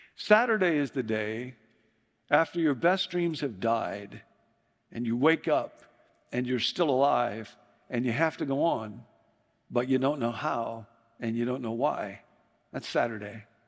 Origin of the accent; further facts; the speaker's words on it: Chicago, Illinois, United States; moved away; I grew up in Chicago